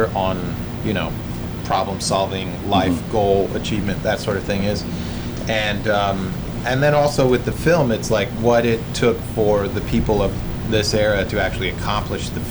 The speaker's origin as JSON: {"language": "English", "region": "Utah", "country": "United States", "tie": "born or raised there", "moved": "yes", "said": "I grew up in Utah"}